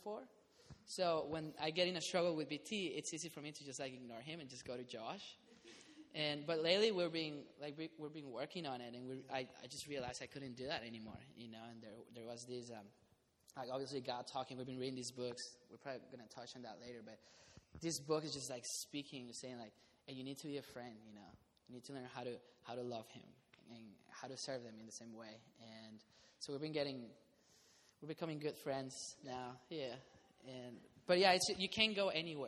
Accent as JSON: {"language": "English", "country": "Costa Rica", "also_born_or_lived": "Irvine", "moved": "yes", "said": "I'm from Costa Rica"}